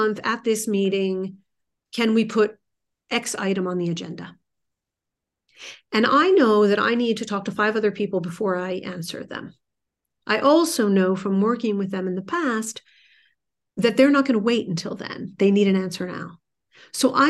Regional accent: New Jersey, United States; I'm from New Jersey. We speak a mile a minute.

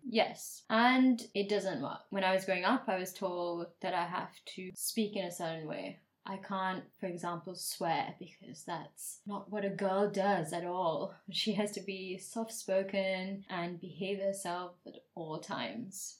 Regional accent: Dubai, United Arab Emirates; I grew up in Dubai, and so a lot of people there had all this money and wealth

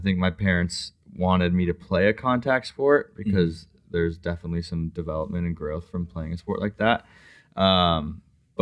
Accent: Colorado, United States; also born or lived in Arizona; when I was like 10, I moved to Colorado

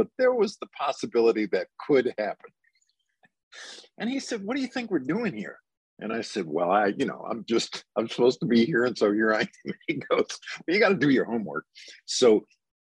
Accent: Teaneck, New Jersey, United States; moved away as an adult; also born or lived in Englewood, New Jersey; now in Memphis, United States; the next town is Teaneck, and I grew up in Teaneck.

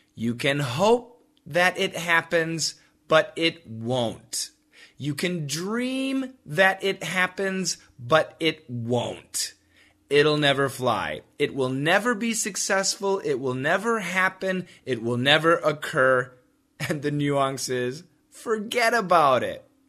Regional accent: Wisconsin, United States; I grew up in Wisconsin

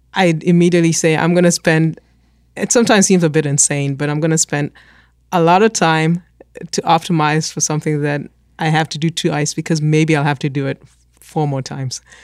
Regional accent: Kenya; moved away; I grew up in Kenya

